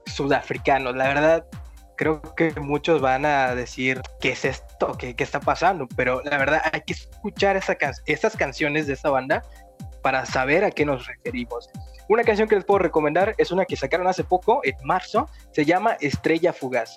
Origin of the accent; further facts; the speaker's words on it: Mexico; Yo soy de México